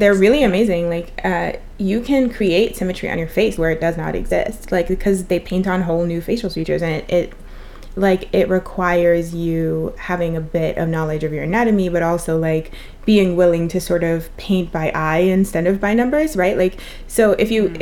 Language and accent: English; Trinidad & Tobago; I'm from Trinidad and one of the big things that we have is carnival